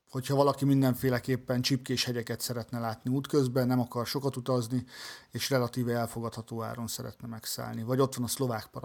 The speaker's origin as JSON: {"language": "Hungarian", "country": "Hungary", "said": "igen vacsoránál hallották, hogy magyarok vagyunk, elkezdtünk beszélgetni"}